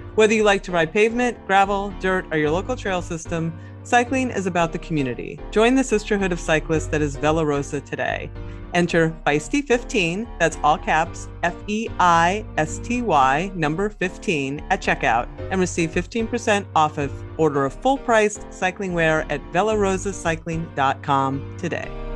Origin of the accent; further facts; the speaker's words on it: Pennsylvania, United States; I come from Pennsylvania, which is a big wrestling state